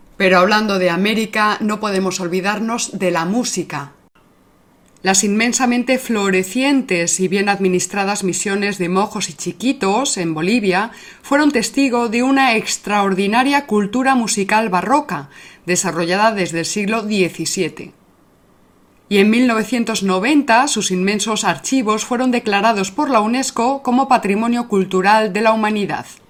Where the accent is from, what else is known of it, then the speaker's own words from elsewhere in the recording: Salamanca, Castile and León, Spain; charro somos los salmantinos